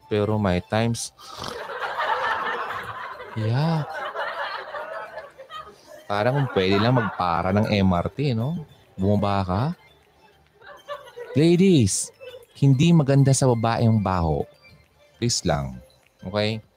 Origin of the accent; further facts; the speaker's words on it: Quezon City, Metro Manila, Philippines; Tapos from Quezon City ako, East Avenue.